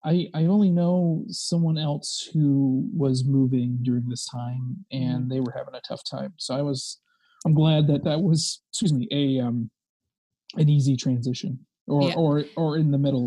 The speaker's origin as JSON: {"language": "English", "town": "Antioch", "region": "California", "country": "United States", "tie": "born or raised there", "moved": "as an adult", "lives_now": "Chicago, United States", "said": "I lived, I grew up outside of San Francisco."}